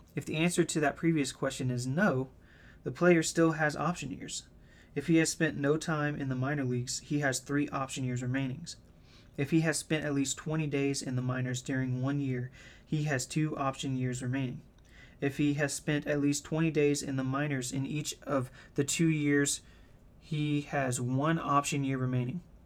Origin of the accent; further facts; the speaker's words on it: the South, United States; I'm from the South